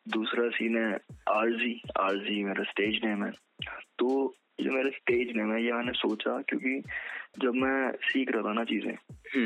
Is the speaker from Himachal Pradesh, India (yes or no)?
no; Kashipur, Uttarakhand, India; मैं एक छोटे टाउन से बिलोंग करता हूँ उत्तराखंड okay. में काशीपुर नाम का शहर है वहाँ से